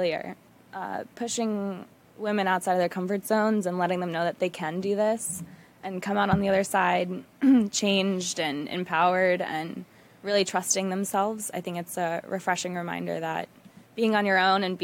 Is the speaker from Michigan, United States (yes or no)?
yes; Detroit, Michigan, United States; I'm originally from Detroit